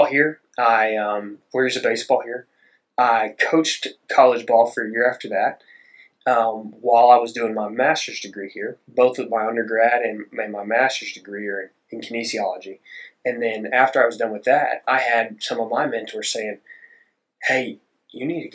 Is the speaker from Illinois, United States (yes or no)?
no; Dripping Springs, Texas, United States; I'm from Southwest Austin, a small town called Dripping Springs, which also isn't small anymore